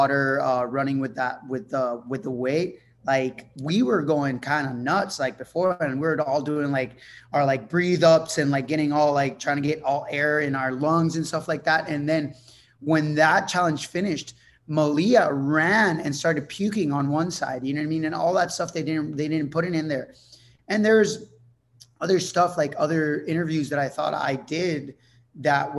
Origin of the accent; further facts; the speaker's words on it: Puerto Rico; first language Spanish; English is a second language; I'm from Puerto Rico. We live on a super small island